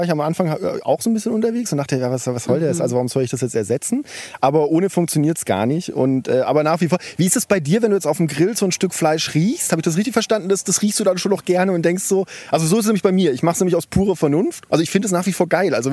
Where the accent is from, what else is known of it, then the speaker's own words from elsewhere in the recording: Bad Mergentheim, Baden-Württemberg, Germany; Äh, Bad Mergentheim heißt das.